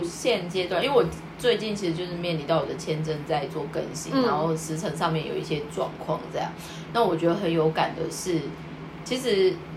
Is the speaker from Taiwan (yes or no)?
yes; Taiwan; now in Tokyo, Japan; 我是台湾人嘛